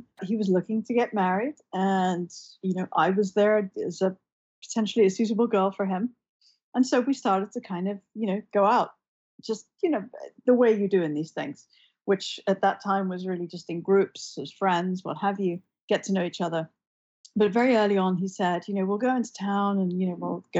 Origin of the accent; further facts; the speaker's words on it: London, United Kingdom; Western cultures, where I was growing up in London